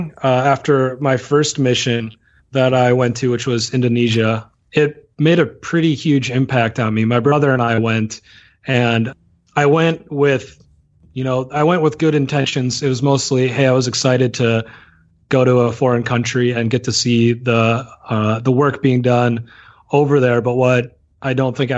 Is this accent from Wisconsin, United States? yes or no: yes; Watertown, Wisconsin, United States; I am originally from Watertown, Wisconsin. From there, I went to Lakeside Lutheran High School